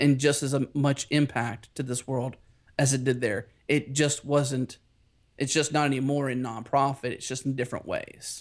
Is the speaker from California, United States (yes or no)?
no; Pittsburgh, Pennsylvania, United States; now in Houston, United States; I have a little bit of Texas in my Pittsburgh roots